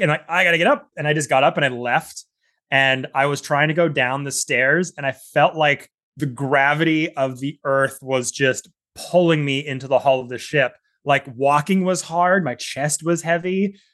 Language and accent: English; Southern Gulf Islands, British Columbia, Canada; I grew up in the Southern Gulf Islands here in Canada. uh, British Columbia